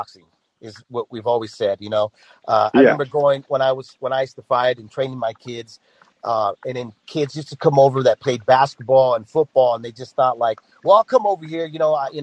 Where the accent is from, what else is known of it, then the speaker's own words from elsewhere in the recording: the Bay Area, California, United States; now in Riverbank, United States; I grew up in the Bay Area, but I live here in the Valley now.